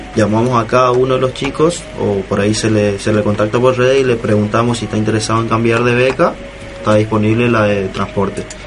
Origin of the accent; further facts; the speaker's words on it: La Escondida, Chaco, Argentina; moved away as an adult; now in Resistencia, Argentina; yo vengo del interior, soy del interior del Chaco, un pueblo llamado La Escondida